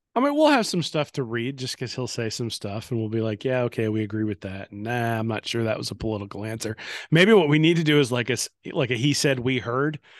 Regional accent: Indiana, United States; I grew up in Indiana

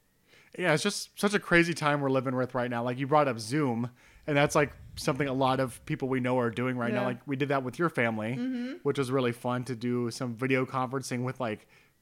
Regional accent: Ohio, United States; where I grew up in Ohio

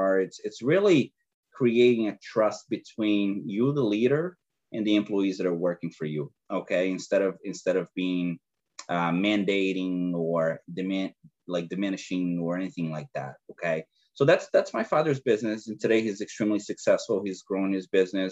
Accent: Brazil; English is a second language; moved away; I'm originally from Brazil, and, you know, I arrived here from a third world country to a first world country without speaking a word of English

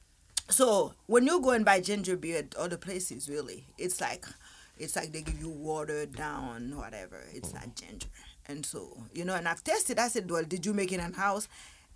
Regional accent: Haiti; I'm just from Haiti

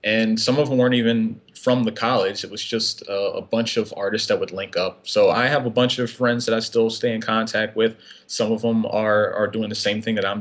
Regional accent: about a half hour from Philadelphia, Pennsylvania, United States; now in Upper Darby, United States; my hometown is about a half hour out from Philly

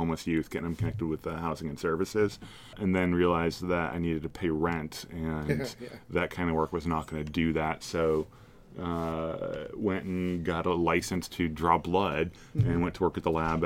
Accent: Marysville, Washington, United States; So I grew up in Marysville, Snohomish County

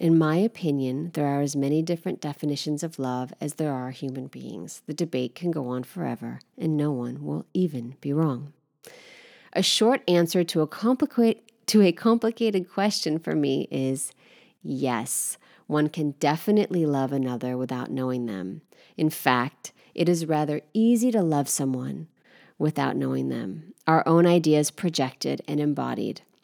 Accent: United States; moved away as an adult; now in Paris, France; as an American, not having had this sort of training and rhetoric growing up

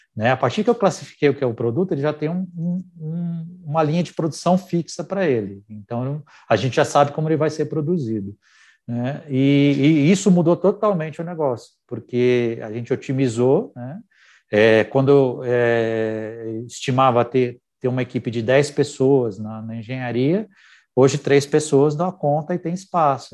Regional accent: Brazil; A gente vive num país onde empreender é um desafio

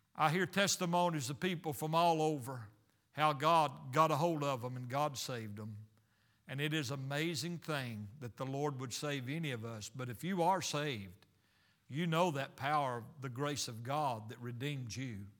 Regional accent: United States; I'm American

